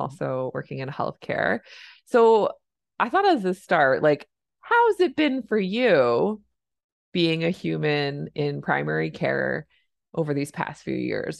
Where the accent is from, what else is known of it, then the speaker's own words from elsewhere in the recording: Canada; I'm a Canadian family physician